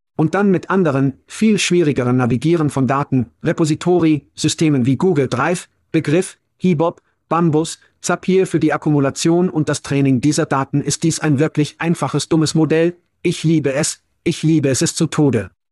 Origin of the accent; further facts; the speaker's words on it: United States; moved away as an adult; also born or lived in Europe; Als Amerikaner